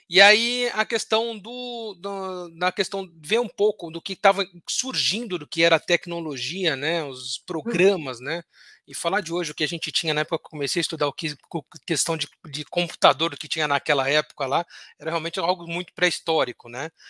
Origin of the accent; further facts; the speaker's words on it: Santos, São Paulo, Brazil; Bom, professor, eu nasci em Santos, né?